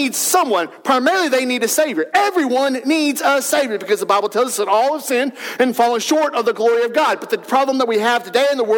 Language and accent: English; Wellston, United States; moved away as an adult; growing up in Wellston, leaving Wellston for a season of life, coming back